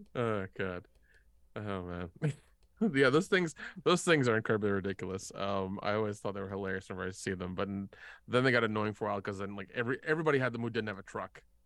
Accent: the South, United States; I grew up in the South

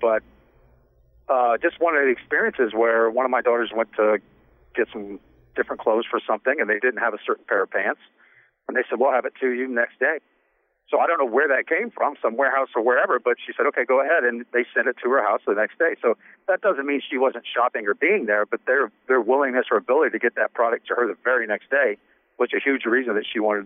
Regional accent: Midwest, United States; now in New York, United States; I'm from the Midwest

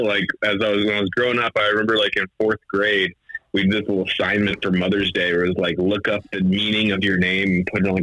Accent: Virginia, United States; I'm from the East Coast, I'm from Virginia

